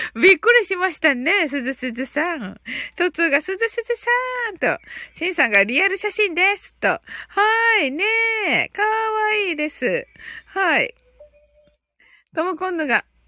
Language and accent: Japanese; Kyushu, Japan